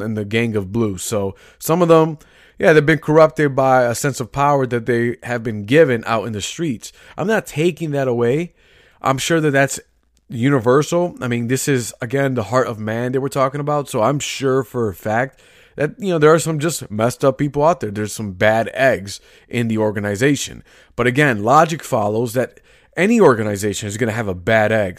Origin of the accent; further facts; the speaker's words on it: Chicago, Illinois, United States; I'm from Chicago, grew, grew up and raised here